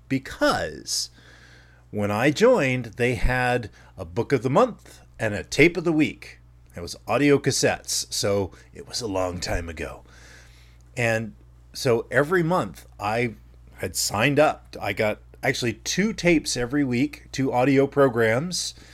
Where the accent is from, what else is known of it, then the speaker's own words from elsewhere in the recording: Dunnellon, or Ocala, Florida, United States; growing up in Dunellen, Florida, or Ocala, Florida